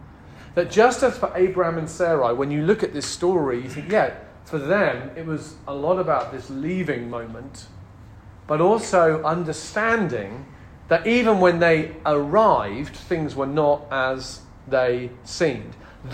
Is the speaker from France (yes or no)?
no; United Kingdom; moved away as an adult; As British people who have left the UK, and we love it here